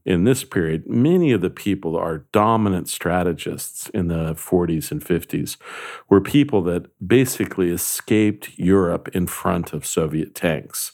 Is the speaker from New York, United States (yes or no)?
no; California, United States; I grew up in California